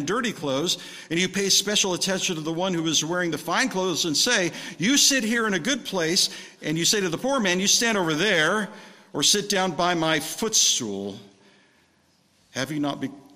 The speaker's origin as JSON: {"language": "English", "town": "Redlands", "region": "California", "country": "United States", "tie": "born or raised there", "moved": "yes", "said": "I came back to my hometown of Redlands"}